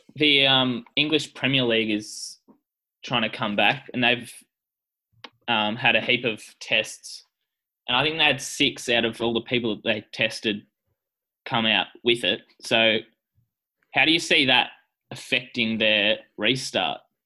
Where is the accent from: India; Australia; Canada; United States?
Australia; as an Australian